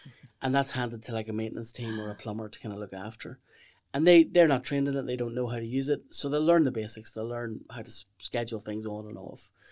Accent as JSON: {"language": "English", "town": "Lisburn", "region": "Northern Ireland", "country": "United Kingdom", "also_born_or_lived": "Meath", "moved": "as an adult", "said": "I'm I'm from from Lisburn um, originally"}